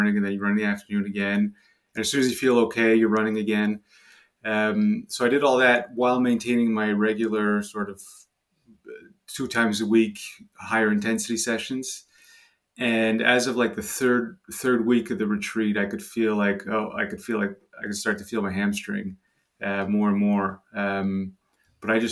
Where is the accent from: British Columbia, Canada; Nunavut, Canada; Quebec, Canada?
Quebec, Canada; Montreal; accent: French; I'm from Montreal, Canada. So I'm French Canadian. That's where the French accent is from.